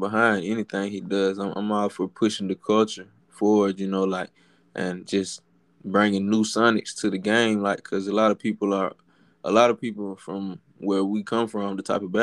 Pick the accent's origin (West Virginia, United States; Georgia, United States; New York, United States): Georgia, United States; Dublin; I'm from Dublin, Georgia. It's a small